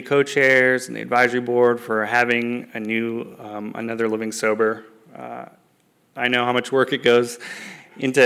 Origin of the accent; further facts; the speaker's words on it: San Jose, California, United States; I am a Bay Area native. I'm from San Jose